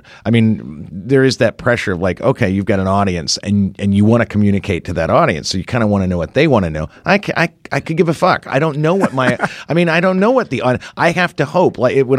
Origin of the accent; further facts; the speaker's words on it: Ireland; I'm Irish.